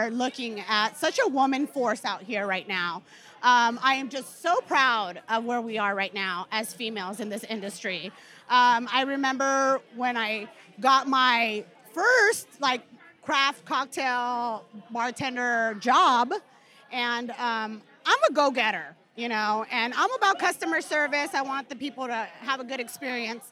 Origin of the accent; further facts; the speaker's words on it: Long Beach, California, United States; I'm actually from Long Beach